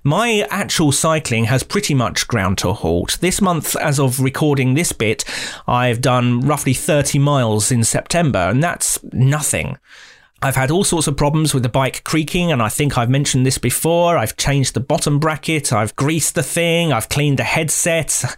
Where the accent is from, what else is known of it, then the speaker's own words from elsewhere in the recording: United Kingdom; as a Brit